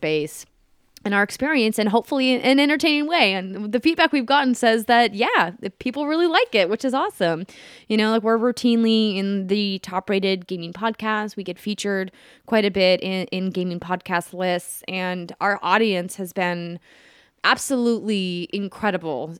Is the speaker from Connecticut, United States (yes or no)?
no; Fargo, North Dakota, United States; moved away as an adult; also born or lived in Minneapolis, Minnesota; now in Los Angeles, United States; I grew up in Fargo, North Dakota